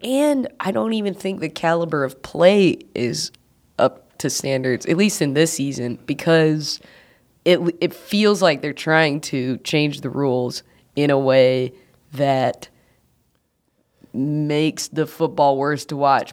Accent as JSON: {"language": "English", "town": "Athens", "region": "Georgia", "country": "United States", "tie": "born or raised there", "moved": "yes", "lives_now": "Chicago, United States", "said": "I was born in Athens"}